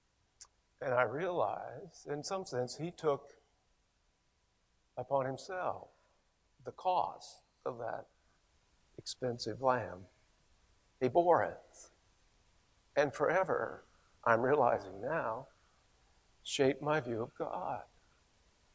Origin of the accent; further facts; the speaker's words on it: Ohio, United States; moved away; also born or lived in Gainesville, Florida; I grew up in Ohio